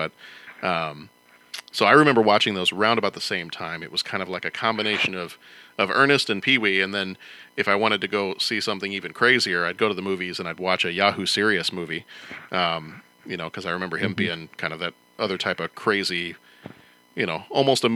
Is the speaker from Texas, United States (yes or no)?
yes; Texas, United States; also born or lived in Chicago area; now in Chicago, United States; when I was growing up in Texas